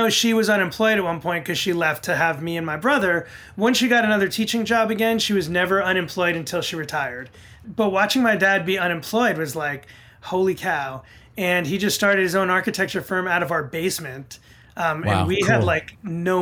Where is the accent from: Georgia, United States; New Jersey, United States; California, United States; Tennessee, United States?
New Jersey, United States; Fair Lawn; also born or lived in Bronx, New York / Co-op City, Bronx / Long Island / Ridgewood, New Jersey; And then we moved here to Fairlawn and I've pretty much been here